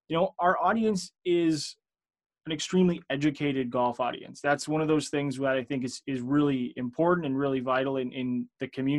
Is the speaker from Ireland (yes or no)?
no; outside of Toronto, Ontario, Canada; I am Canadian here. I'm just kind of outside of Toronto